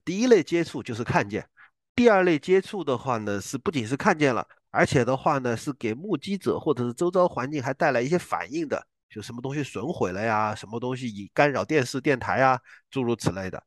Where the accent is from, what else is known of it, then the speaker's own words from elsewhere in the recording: Guiyang, Guizhou, China; 在贵州贵阳，就，就我老家白云区那边